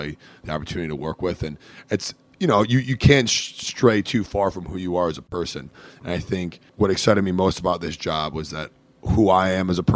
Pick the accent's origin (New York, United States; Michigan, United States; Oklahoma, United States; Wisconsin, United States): Michigan, United States; Metro Detroit; moved away as an adult; now in Cincinnati, United States; I'm originally from Metro Detroit, about 25 minutes outside of the city, west of the city of Detroit